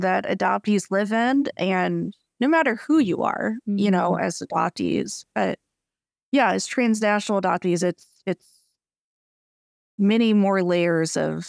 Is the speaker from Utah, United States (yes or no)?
no; Kentucky, United States; I really don't like seafood, but that's also because I grew up in Kentucky.